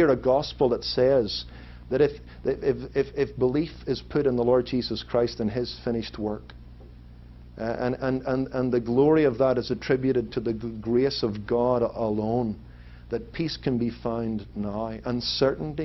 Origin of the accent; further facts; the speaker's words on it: Belfast, Northern Ireland, United Kingdom; now in Anaheim Hills, United States; The country into which I was born in Northern Ireland is actually predominantly Protestant